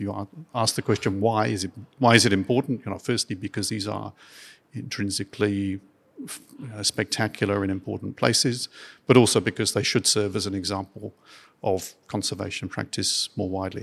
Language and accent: English; Dorset, South West England, United Kingdom; moved away; also born or lived in Devon; born in Devon and I grew up in Dorset